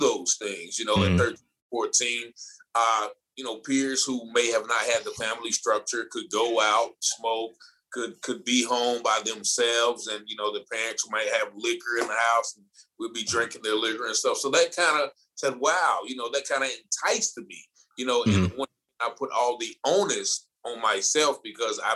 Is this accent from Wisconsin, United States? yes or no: no; Goldsboro, North Carolina, United States; moved away as an adult; also born or lived in Virginia; I started off in the small town of Goldsboro, North Carolina